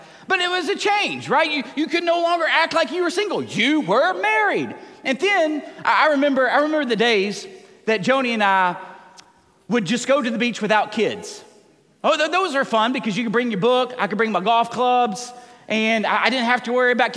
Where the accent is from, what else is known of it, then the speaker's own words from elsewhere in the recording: Tennessee, United States; moved away; growing up in Tennessee